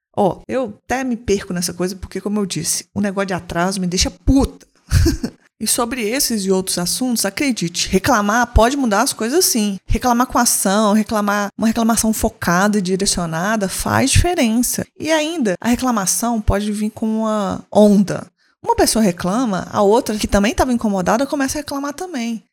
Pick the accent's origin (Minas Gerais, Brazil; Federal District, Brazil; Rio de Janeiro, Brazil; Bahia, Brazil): Minas Gerais, Brazil; Belo Horizonte